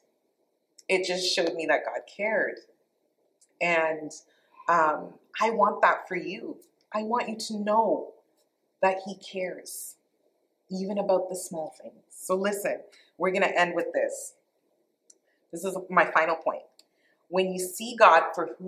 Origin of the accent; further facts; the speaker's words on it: Canada; moved away as an adult; also born or lived in Toronto; now in United States; I'm Canadian. I'm now American, too, so I'm a dual citizen.